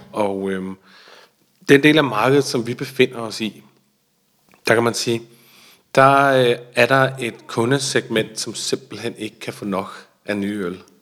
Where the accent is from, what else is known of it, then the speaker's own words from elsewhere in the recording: Denmark; vi er jo danske, jeg er jo dansker